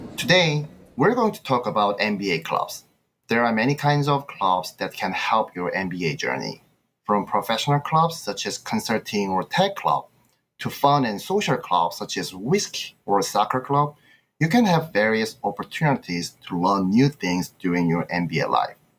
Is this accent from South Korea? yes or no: yes; South Korea; moved away as an adult; now in United States; I'm from Korea